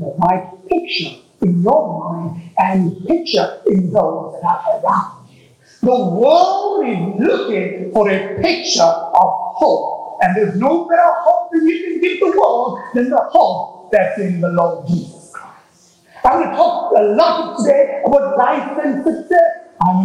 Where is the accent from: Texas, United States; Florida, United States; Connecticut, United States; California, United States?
Texas, United States; I'm from Texas